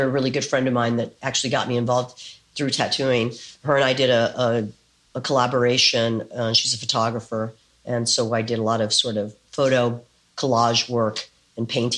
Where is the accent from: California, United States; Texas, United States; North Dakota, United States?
Texas, United States; San Antonio; moved away as an adult; also born or lived in San Francisco; now in New York City, United States; I was born in San Antonio, Texas